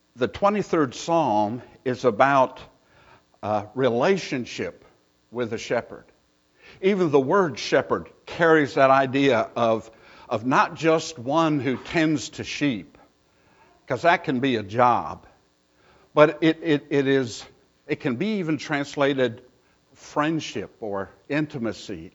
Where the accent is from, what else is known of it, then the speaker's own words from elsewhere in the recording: Pennsylvania, United States; moved away as an adult; also born or lived in Mississippi; I was born and raised in Pennsylvania. I, I, I am a Pennsylvania boy